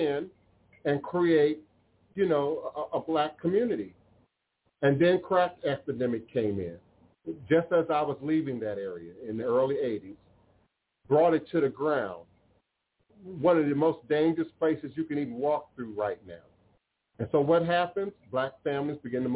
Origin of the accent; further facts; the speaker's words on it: Maryland, United States; moved away; also born or lived in Chicago, Illinois / New Orleans, Louisiana; I grew up in Maryland, some of you all know. I saw gentrification in PG County